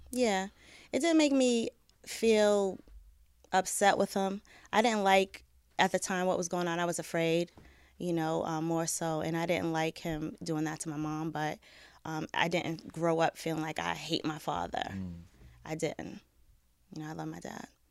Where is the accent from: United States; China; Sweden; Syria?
United States; Boston, Massachusetts; I grew up in Boston. Um, I was born and raised there.